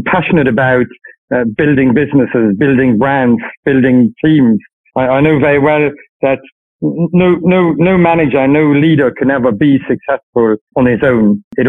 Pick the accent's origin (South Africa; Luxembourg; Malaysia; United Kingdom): Luxembourg; Luxembourg. Family's in Luxembourg since a few generations, always lived in Luxembourg.